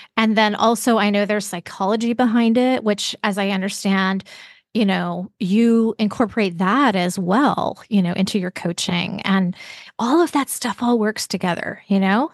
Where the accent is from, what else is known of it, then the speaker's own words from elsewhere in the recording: Vancouver, British Columbia, Canada; also born or lived in Seattle area; now in Seattle, United States; I live in the Seattle area, but I grew up in Vancouver, British Columbia